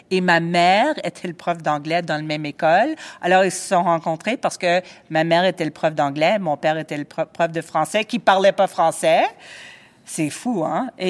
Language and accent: French; Mount Royal, Quebec, Canada; J'ai grandi à Ville-Mont-Royal et j'étais à l'école française depuis je veux dire, depuis le maternel.